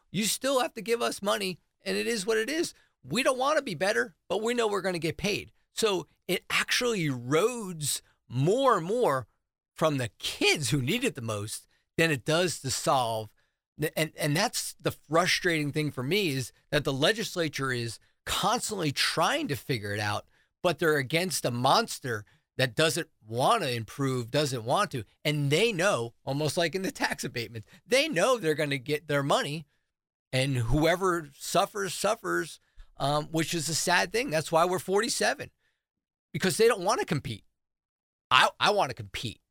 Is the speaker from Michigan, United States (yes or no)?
no; New Jersey, United States; now in South Carolina, United States; I'm from New Jersey